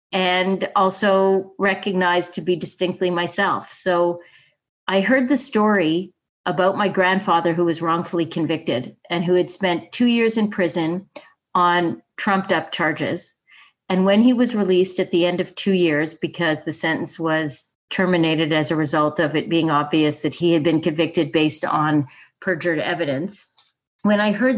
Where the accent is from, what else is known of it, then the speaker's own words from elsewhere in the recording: Italy; also born or lived in Canada; So I was living in Rome. I grew up in Italy, which is just a magnificent place to grow up. It was really a kind of Disney childhood. But part of being an international citizen, a Canadian somewhere else